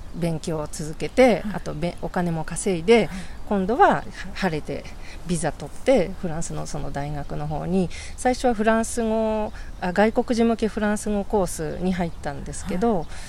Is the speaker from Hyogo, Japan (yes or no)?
no; Shizuoka, Japan; moved away as an adult; also born or lived in Tokyo / France; now in Kanto, Japan; ずっと育ったのは静岡ですね